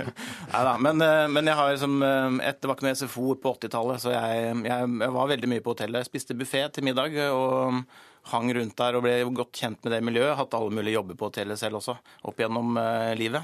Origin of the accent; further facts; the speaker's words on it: Gol, Buskerud, Norway; jeg kommer fra Gol og har vokst opp på et hotell